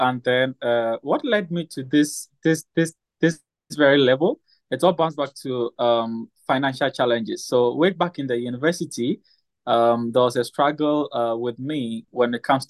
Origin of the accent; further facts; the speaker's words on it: Ghana; I'm from Ghana. I'm a health enthusiast and also a businessman.